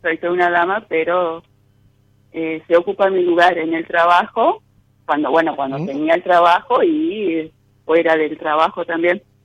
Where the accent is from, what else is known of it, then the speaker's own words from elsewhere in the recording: San Salvador, Entre Ríos, Argentina; San Salvador, Entre Ríos